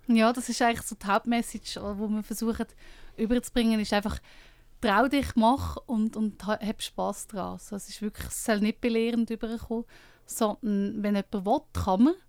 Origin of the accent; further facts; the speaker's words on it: Lucerne, Switzerland; ich komme aus Luzern